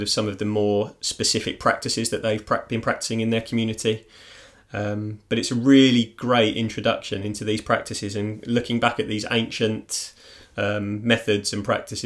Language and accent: English; near Mitcham, London, United Kingdom; moved away; based in Mitcham, which is actually really close to my hometown as well.